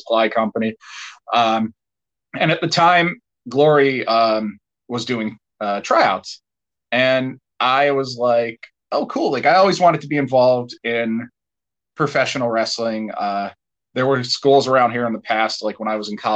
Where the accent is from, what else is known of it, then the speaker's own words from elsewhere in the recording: Dunmore, Pennsylvania, United States; I'm originally from Dunmore, which is, like, near Scranton